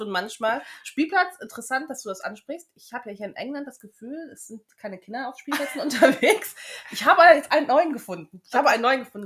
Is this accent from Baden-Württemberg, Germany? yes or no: no; Düsseldorf, North Rhine-Westphalia, Germany; moved away as an adult; also born or lived in Bavaria; now in United Kingdom; Ich komme aus Düsseldorf, habe zehn Jahre schon in Bayern gelebt.